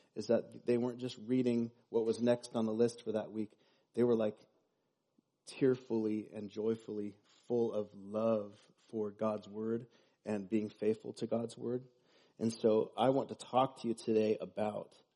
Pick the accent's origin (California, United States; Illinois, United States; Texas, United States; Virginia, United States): California, United States; Los Osos; now in Paso Robles, United States; I grew up in Los Osos